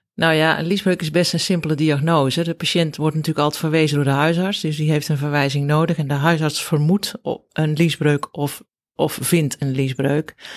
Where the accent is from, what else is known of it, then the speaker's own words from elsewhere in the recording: Bergeijk, North Brabant, Netherlands; moved away as an adult; also born or lived in Rotterdam / Zeist; Ja, ik ben opgegroeid in Bergijk. Dat is een klein dorpje in Zuid-Brabant